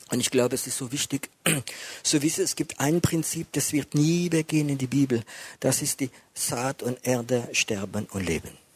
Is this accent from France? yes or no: yes; France; German is a second language; bin Franzose. Das ist vielleicht etwas wie für Deutsche mehr ist, ich weiß es nicht.